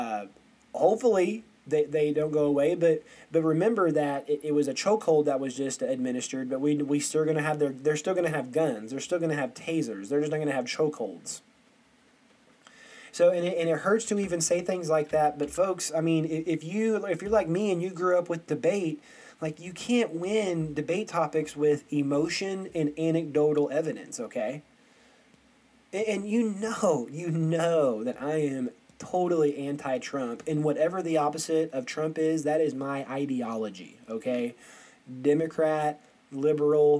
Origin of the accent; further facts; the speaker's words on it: Aurora, Missouri, United States; I'm from Aurora, Missouri, and it is white as can be